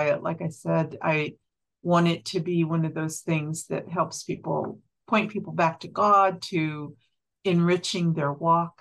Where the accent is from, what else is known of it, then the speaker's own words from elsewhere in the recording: Kansas, United States; moved away as an adult; now in Montana, United States; we were born and raised in Kansas